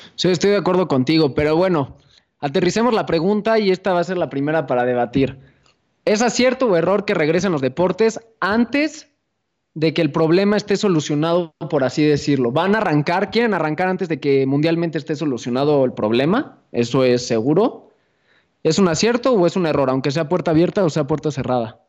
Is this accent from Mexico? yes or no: yes; Mexico; los peores enemigos de los mexicanos somos nosotros